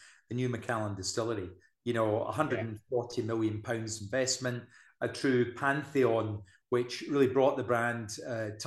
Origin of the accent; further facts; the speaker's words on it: Scotland, United Kingdom; also born or lived in Blairgowrie; I'm Scottish. I live in Blairgowrie.